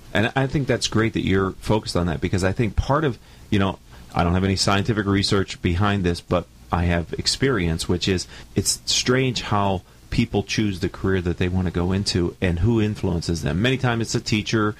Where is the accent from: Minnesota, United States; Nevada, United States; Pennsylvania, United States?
Pennsylvania, United States; I grew up in Pennsylvania